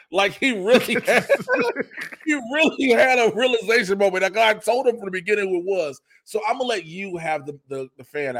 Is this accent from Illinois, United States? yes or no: yes; Chicago, Illinois, United States; I'm from Chicago